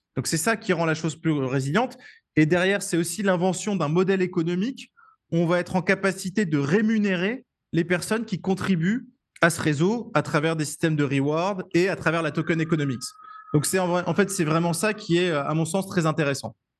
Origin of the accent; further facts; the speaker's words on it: France; je suis français